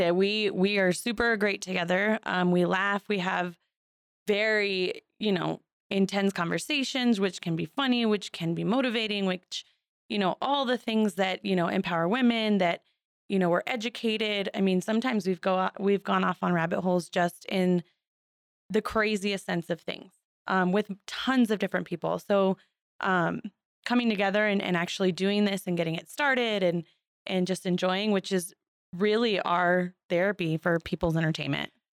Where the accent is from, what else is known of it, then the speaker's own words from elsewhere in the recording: Seminole, Arizona, United States; also born or lived in Douglas, Arizona / Sierra Vista, Arizona / Flagstaff, Arizona; Grew up in Seminole, moved to Sierra Vista, and then moved to Flagstaff for twelve years